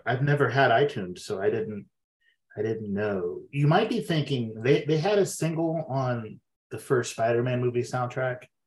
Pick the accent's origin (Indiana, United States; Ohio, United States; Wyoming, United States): Ohio, United States; Xenia; also born or lived in Fairborn, Ohio; I grew up in Xenia